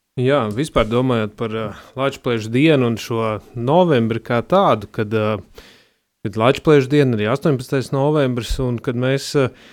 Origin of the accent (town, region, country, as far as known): Latvia; born or raised there